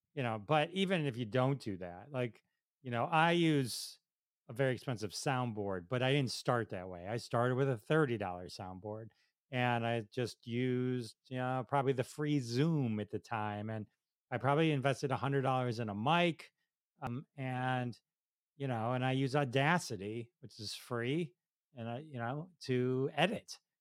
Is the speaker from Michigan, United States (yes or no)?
yes; Detroit, Michigan, United States; I'm from Detroit